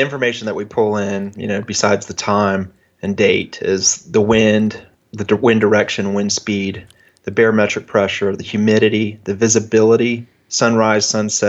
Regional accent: Rochester, New York, United States; born there; So I was born in 1970 in Rochester, New York.

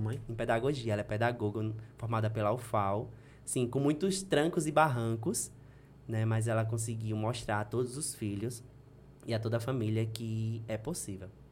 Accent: Delmiro Gouveia, Alagoas, Brazil; also born or lived in Paulo Afonso, Bahia; eu sou filho de Delmiro Gouveia. Né? Eu nasci em Paulo Afonso, que é aqui pertinho, mas me criei a vida toda

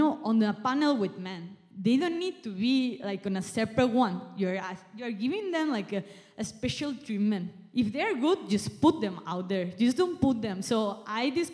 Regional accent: Spain; now in Malaysia; I'm from Spain, I'm not even from Malaysia

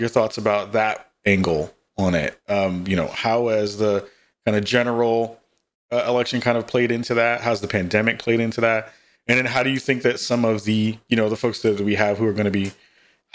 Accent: New York, United States; I'm from New York.

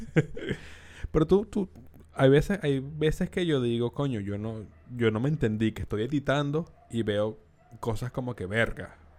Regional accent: Venezuela; accent: Venezuelan; now in Chile; nosotros como venezolanos

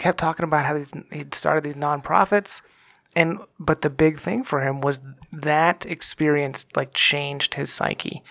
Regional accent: Texas, United States; I grew up in Texas

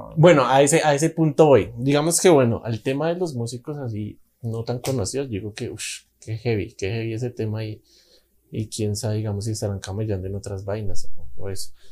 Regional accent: Bogotá, Colombia; yo soy de Bogotá

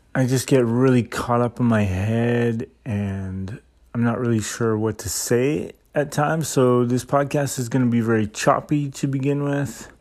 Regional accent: Saskatchewan, Canada; moved away as an adult; also born or lived in Vancouver; now in Nagoya, Japan; I grew up in Saskatchewan, and after high school, I moved out to Vancouver

